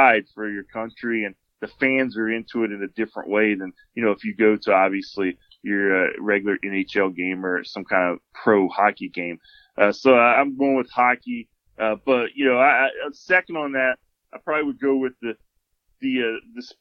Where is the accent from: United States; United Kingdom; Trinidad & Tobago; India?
United States; the South; also born or lived in Florida; I grew up in the South